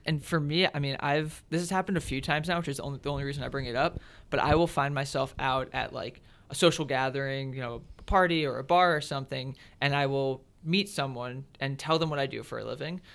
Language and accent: English; Pittsfield, Massachusetts, United States; I grew up in the Berkshires in Massachusetts, Western Mass, Pittsfield specifically